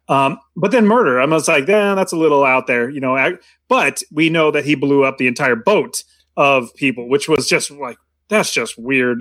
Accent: United States; growing up in America, you obviously know American culture

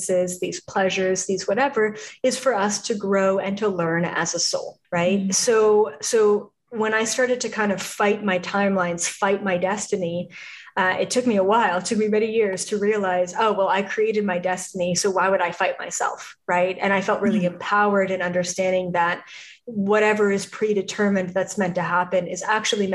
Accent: Canada; moved away as an adult; now in Los Angeles, United States; I was from Canada

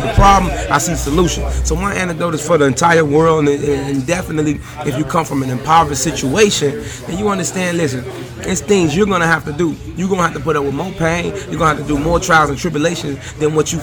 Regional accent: Chicago, Illinois, United States; accent: Chicago; I'm from the West Side.

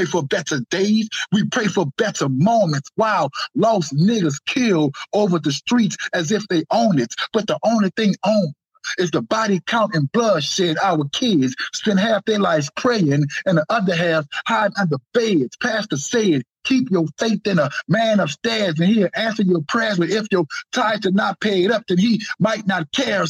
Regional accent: New Orleans, Louisiana, United States; Speaking of New Orleans, that's where I'm from

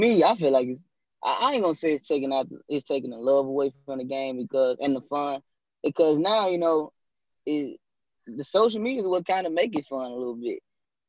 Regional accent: North Mississippi, United States; being from North Mississippi

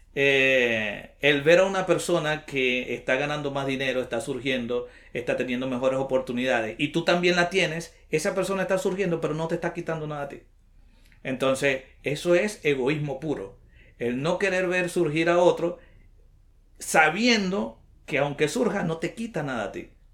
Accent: Venezuela; moved away as an adult; also born or lived in Bucaramanga, Colombia; now in Lima, Peru; Soy de Venezuela

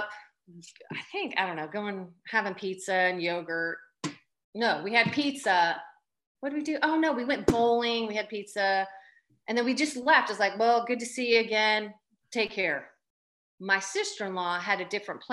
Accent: Boca Raton, Florida, United States; moved away as an adult; also born or lived in Tallahassee, Florida; now in Athens, United States; We grew up in Boca Raton

